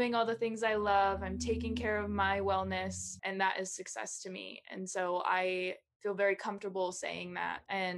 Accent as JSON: {"language": "English", "town": "Caldwell", "country": "United States", "tie": "born or raised there", "said": "Well, I grew up in Caldwell and we never locked anything growing up."}